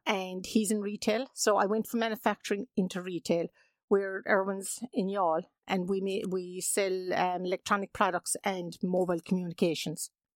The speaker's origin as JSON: {"language": "English", "town": "Mallow", "region": "Munster", "country": "Ireland", "tie": "born or raised there", "said": "I grew up in Mallow, yes. I had a lovely childhood there"}